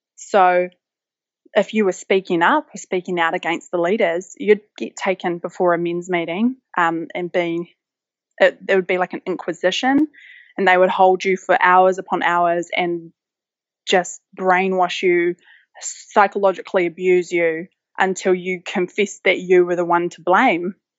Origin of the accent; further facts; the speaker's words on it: West Coast, New Zealand; moved away; I grew up on the West Coast, which is one of, probably, in my view, one of the most beautiful places in the world